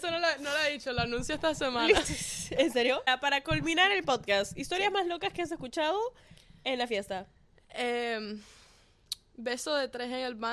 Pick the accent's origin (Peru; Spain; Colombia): Peru; now in Miami, United States; Yo, o sea, yo crecí en Perú y no siento que haya encontrado una fiesta que tenga ese vibe.